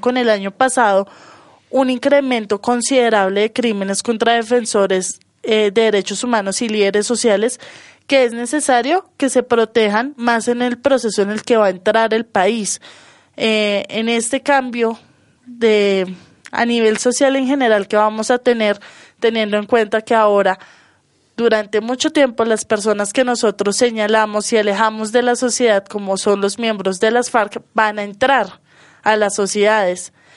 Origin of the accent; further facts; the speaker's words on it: Colombia; somos colombianos